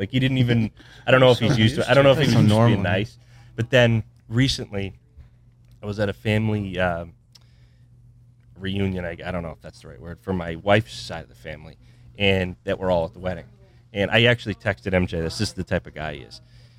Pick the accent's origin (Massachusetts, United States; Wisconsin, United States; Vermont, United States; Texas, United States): Vermont, United States; We're from Vermont. These are, like, normal, like, really normal people that are, like, they don't come across celebrities.